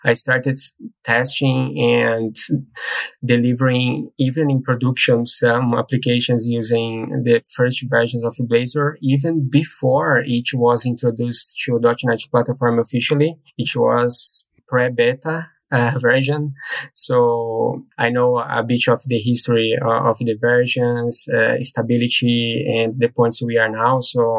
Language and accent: English; Brazil; now in Dublin, Ireland; Sure. I'm from Brazil, but I live in Ireland, Dublin.